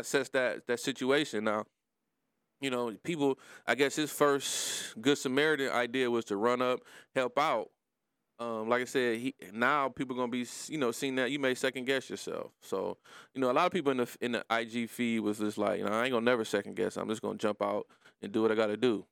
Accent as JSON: {"language": "English", "town": "Detroit", "region": "Michigan", "country": "United States", "said": "I'm from Brightmoor, too."}